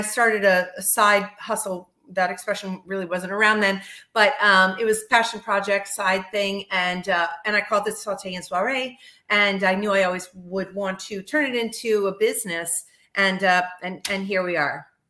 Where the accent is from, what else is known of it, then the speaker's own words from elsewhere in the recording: Miami Beach, Florida, United States; moved away as an adult; now in Northeast, United States; I'm born and raised in Miami Beach, Florida